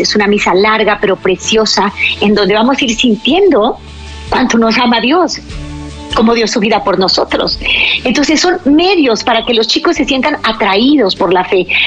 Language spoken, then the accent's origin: Spanish; Mexico; mi país, México